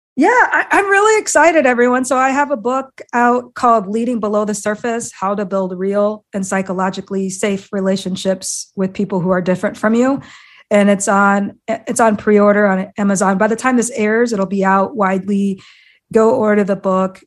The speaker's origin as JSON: {"language": "English", "region": "Iowa", "country": "United States", "tie": "born or raised there", "said": "I grew up in Iowa of all places"}